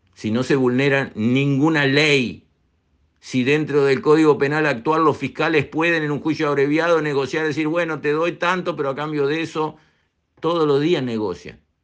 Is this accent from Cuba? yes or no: no; Uruguay; nosotros los uruguayos